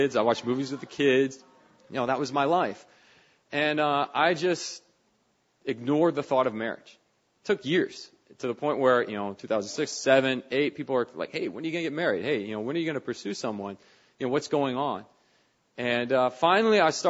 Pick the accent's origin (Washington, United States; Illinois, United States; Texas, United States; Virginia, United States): Virginia, United States; Northern; moved away; I grew up in Northern Virginia